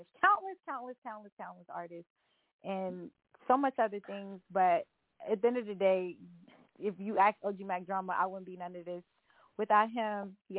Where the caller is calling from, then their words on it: Japan; I actually live in Japan. So I'm actually calling from Japan.